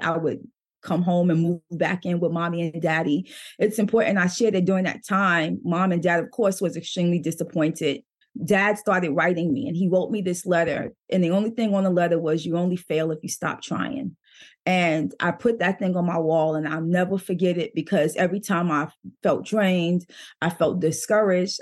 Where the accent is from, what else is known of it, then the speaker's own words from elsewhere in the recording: New York City, New York, United States; moved away; I grew up in Brooklyn, New York